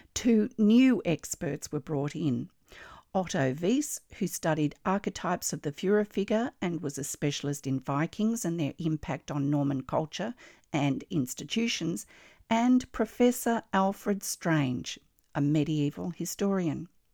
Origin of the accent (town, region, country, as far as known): Australia